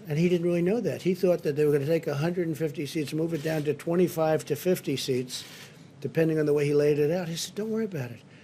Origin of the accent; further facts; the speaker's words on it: New York City, New York, United States; near where I grew up in Queens